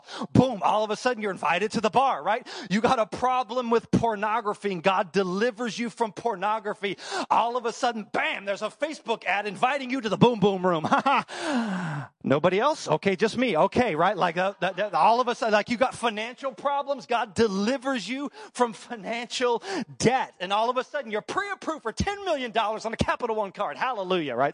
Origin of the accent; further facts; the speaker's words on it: Dallas, Texas, United States; now in Chicago, United States; I grew up in Dallas